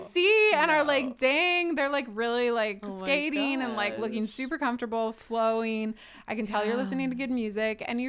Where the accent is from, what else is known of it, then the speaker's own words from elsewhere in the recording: Chicago, Illinois, United States; moved away; I'm from Chicago